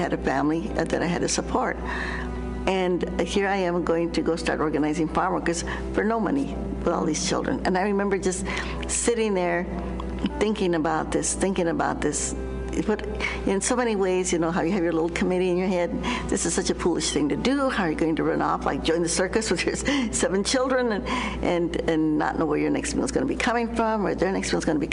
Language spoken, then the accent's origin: English; New Mexico, United States; I grew up in New Mexico